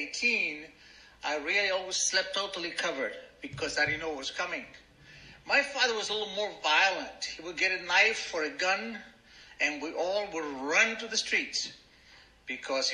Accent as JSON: {"language": "English", "country": "Argentina", "tie": "born or raised there", "second_language": "English", "moved": "as an adult", "lives_now": "United States", "said": "My father was an Arab, my mother was an Italian, and I was born in Argentina"}